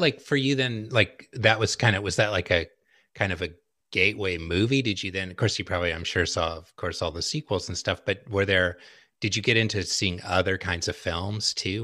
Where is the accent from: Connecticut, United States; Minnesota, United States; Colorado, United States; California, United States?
California, United States; Southern; growing up in Southern California